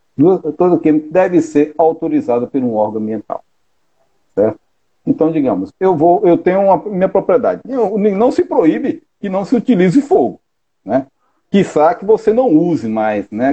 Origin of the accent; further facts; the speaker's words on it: Fortaleza, Ceará, Brazil; also born or lived in Paraíba; sou natural de Fortaleza